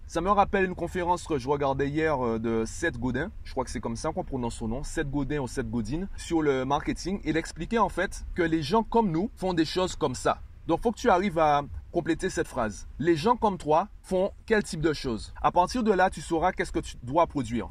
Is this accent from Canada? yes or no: no; Guadeloupe; je suis guadeloupéen